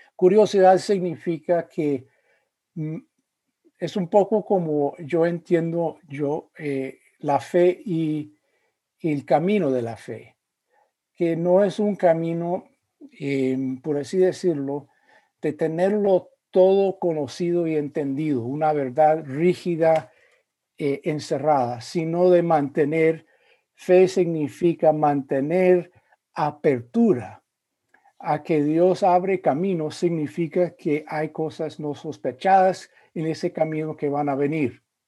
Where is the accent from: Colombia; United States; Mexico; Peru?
United States; also born or lived in Spain / Central America / Virginia / Indiana; soy eh, de los Estados Unidos, eh, aunque he vivido em, durante periodos de mi vida en países como España y en Centroamérica